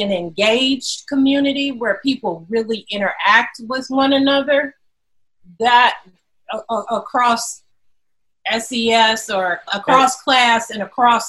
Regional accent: Detroit, Michigan, United States; also born or lived in Chicago; now in Evanston, United States; We moved to Evanston in 2014. We're both from Detroit.

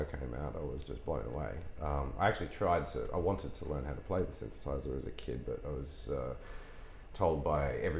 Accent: Townsville, Queensland, Australia; moved away as an adult; also born or lived in Brisbane; now in London, United Kingdom; I grew up in Townsville

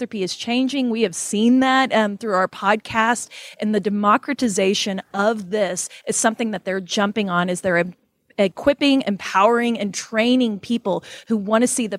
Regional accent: Oklahoma, United States; accent: Oklahoma; my Oklahoma accent

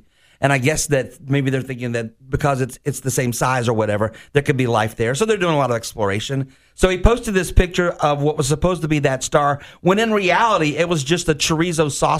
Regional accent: Mayport, Florida, United States; Growing up in Mayport, we used to go to that facility

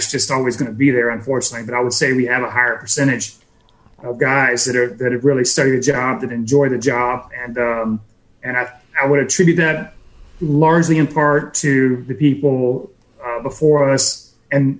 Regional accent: Pensacola, Florida, United States; we're in Pensacola

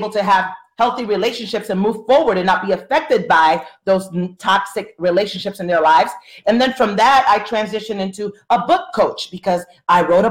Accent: Florida, United States; I'm from Florida.

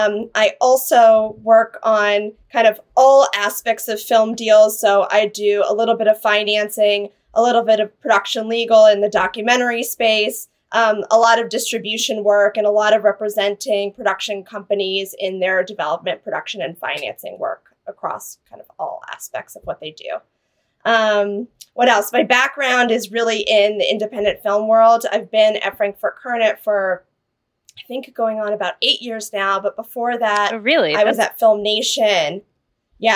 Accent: Savannah, Georgia, United States; also born or lived in New York; I'm a Southerner, although I'm a little bit of a funny case because I'm from Savannah but born in New York.

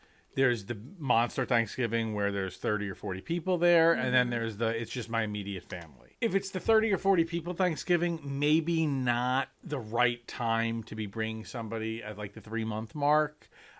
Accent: New York, United States; And I'm obviously New York.

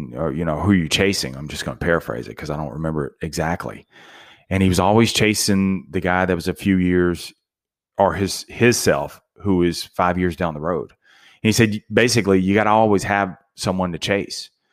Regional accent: Ruston, Louisiana, United States; I'm from Ruston, Louisiana, so it was a very small town, college town, Louisiana Tech

